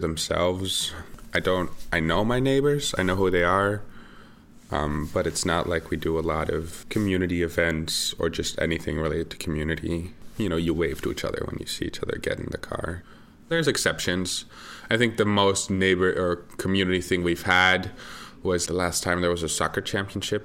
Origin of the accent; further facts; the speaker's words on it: Netherlands; I consider my home country to be the Netherlands. I grew up in what we call uh, a row house.